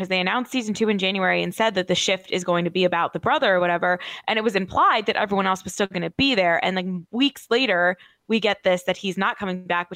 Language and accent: English; New Jersey, United States; Born and raised in New Jersey